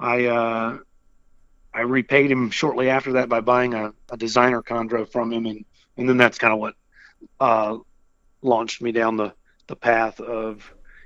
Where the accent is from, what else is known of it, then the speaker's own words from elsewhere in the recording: Richmond, Virginia, United States; now in Alexandria, United States; I'm a Virginian, and you know, and so I grew up in Richmond, and I currently live in Alexandria